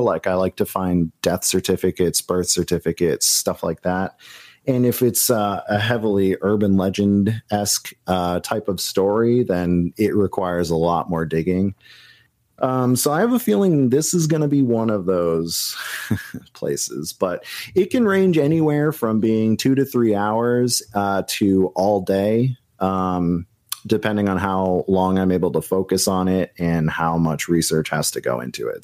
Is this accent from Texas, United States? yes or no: no; New Hampshire, United States; the places where I grew up in New Hampshire